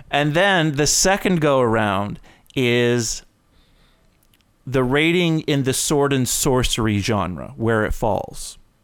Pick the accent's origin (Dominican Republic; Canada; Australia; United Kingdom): Canada; being Canadian